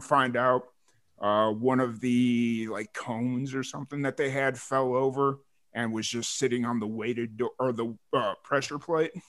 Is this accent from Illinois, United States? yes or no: yes; Lansing, Illinois, United States; moved away; I lived in Lansing, Illinois for majority of my life